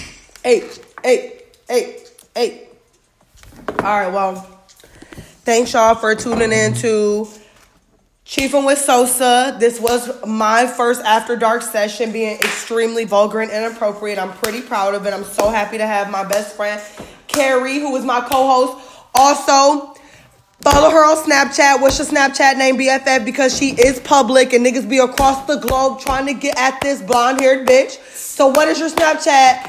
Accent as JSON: {"language": "English", "town": "Detroit", "region": "Michigan", "country": "United States", "said": "I'm from the Detroit. Team Eastside"}